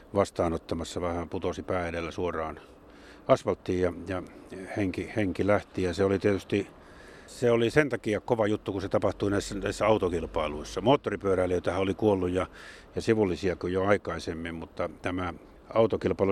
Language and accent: Finnish; Jyväskylä, Central Finland, Finland; born or raised there